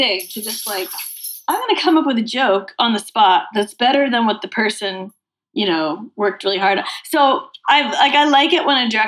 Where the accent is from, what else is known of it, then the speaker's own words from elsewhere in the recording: Massachusetts, United States; I grew up in Massachusetts